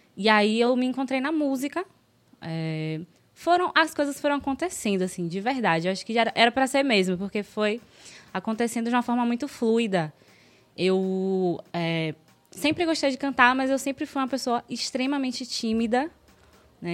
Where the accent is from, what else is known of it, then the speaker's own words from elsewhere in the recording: Salvador, Bahia, Brazil; Sou daqui de Salvador, sou de Pau da Lima